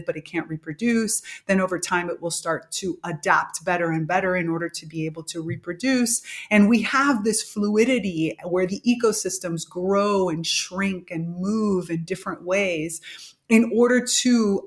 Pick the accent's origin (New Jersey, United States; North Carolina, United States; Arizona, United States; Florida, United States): Florida, United States; Miami; moved away as an adult; now in Italy; growing up in Miami